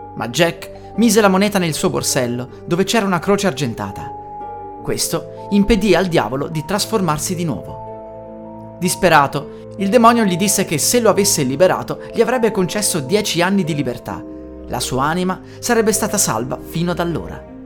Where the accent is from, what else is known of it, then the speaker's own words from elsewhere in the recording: Italy; Siamo in Italia